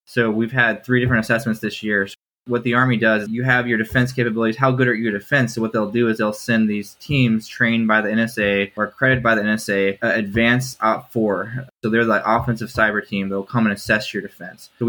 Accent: Kansas City, Kansas, United States; born there; also born or lived in Oregon / Maryland; I was born in Kansas City, Kansas, and I've lived split between Kansas City, Oregon, and Maryland before I joined the military.

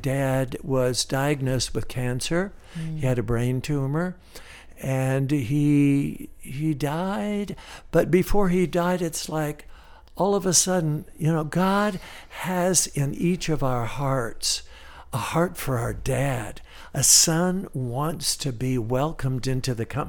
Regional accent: Miami, Florida, United States; an 8-year-old kid growing up in Miami, Florida. Yeah, I'm a Florida cracker

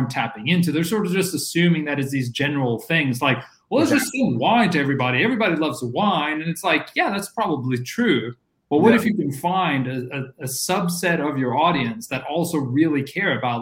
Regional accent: Norway; the weird kid growing up in Norway

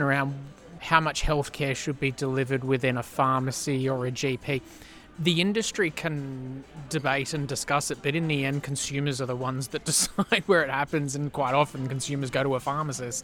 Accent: Sydney, New South Wales, Australia; I'm from Southwest Sydney as well

